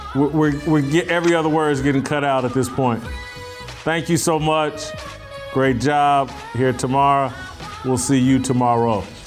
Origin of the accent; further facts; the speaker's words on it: near Greenwood, Indiana, United States; in my hometown, my home state, uh, Greenwood, Indiana